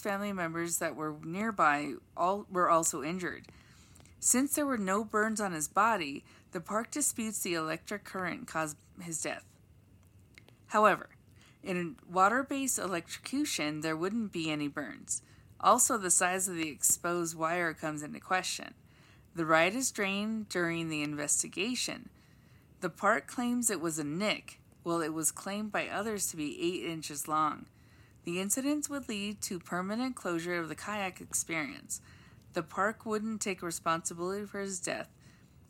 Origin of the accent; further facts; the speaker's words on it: Los Angeles, California, United States; Growing up in Los Angeles